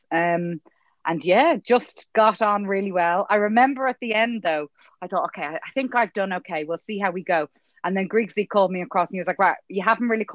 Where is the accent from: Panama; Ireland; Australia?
Ireland; Dublin, Leinster; moved away as an adult; also born or lived in England; I'm actually from here. I'm from Dublin